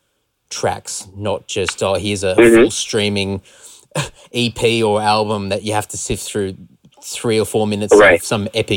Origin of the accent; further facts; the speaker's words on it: Australia; we're from Australia